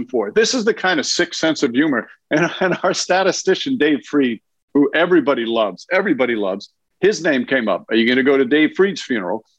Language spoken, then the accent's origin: English; New York, United States; as a New Yorker and as a Knicks fan